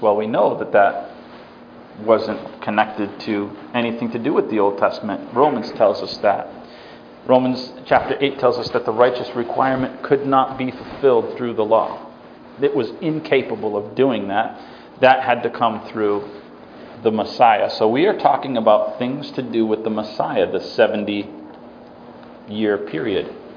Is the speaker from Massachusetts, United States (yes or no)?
yes; Massachusetts, United States; I was raised in Massachusetts